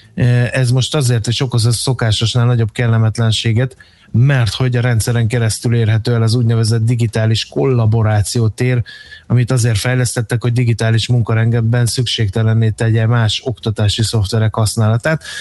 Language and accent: Hungarian; Hungary; akárhányszor Budapesten jártam, mert vidéki gyerek vagyok